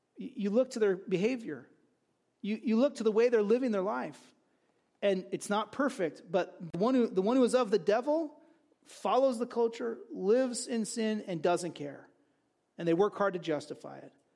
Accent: United States; I'm an American

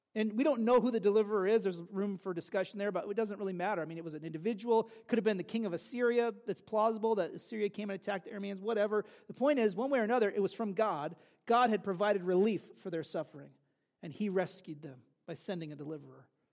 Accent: California, United States; I grew up in California during the O.J. Simpson drama

